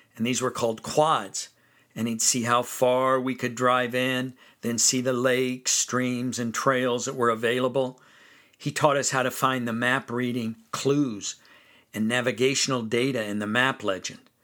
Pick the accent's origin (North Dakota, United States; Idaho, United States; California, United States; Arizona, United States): California, United States; Fresno; I grew up in Fresno, California